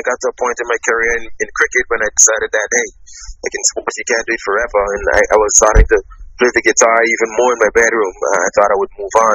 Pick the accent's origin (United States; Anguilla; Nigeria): Anguilla; I was a kid growing up in the Caribbean